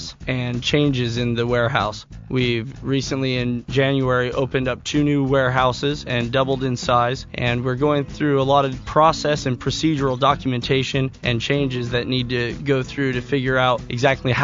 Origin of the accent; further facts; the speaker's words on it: Santa Cruz, California, United States; also born or lived in Bay Area, California; I was born and raised in Santa Cruz, California